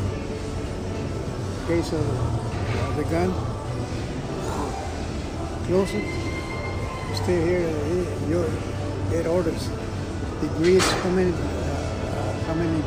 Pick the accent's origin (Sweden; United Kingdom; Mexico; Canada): Mexico; Monterrey, Nuevo León; English is a second language; moved away; Soy de Monterrey.